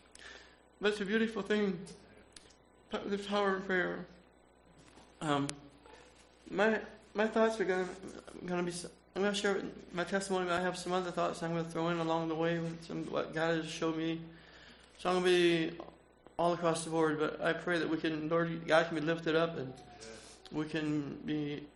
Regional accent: Fort Wayne, Indiana, United States; I'm from Fort Wayne, Indiana. I grew up as a young Amish boy

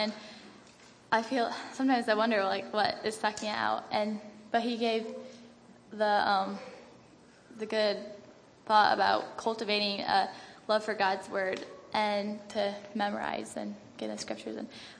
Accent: Wisconsin, United States; from Wisconsin.

